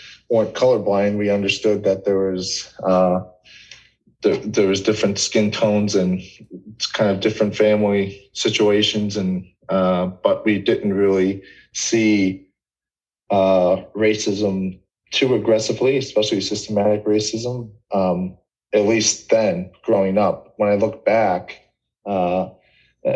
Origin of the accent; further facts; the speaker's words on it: about an hour south of Chicago, Illinois, United States; I grew up about an hour south of Chicago in a very small community